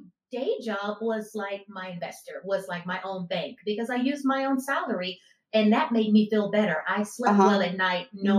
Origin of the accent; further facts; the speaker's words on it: Houston, Texas, United States; also born or lived in Michigan; Born in Michigan, but okay. yes, grew up. I've been here since a child. So I say I'm from Houston.